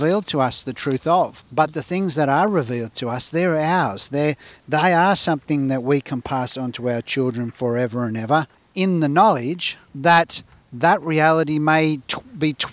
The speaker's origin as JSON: {"language": "English", "country": "Australia", "tie": "born or raised there", "said": "we're growing up in Australia and being educated in Australia."}